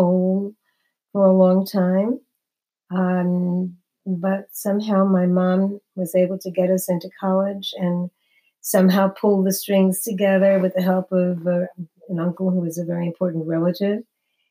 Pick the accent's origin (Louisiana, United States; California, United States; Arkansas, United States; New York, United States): New York, United States; New York City; moved away as an adult; now in New Jersey, United States; I'm from Brooklyn, New York. I've been living in New Jersey for many, many years, but I was born and bred in New York until I got married